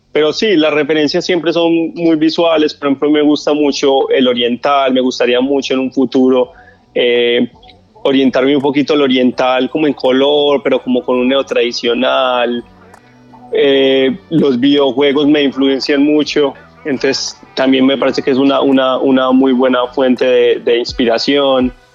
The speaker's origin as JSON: {"language": "Spanish", "town": "Medellín", "region": "Antioquia", "country": "Colombia", "moved": "as an adult", "lives_now": "Miami, United States", "said": "Yo soy de Colombia, de la ciudad de Medellín. Resido aquí en Estados Unidos aproximadamente de como ocho años"}